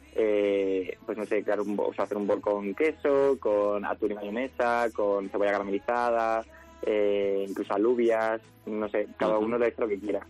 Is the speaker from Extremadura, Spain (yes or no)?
yes; Extremadura, Spain; yo además soy de Extremadura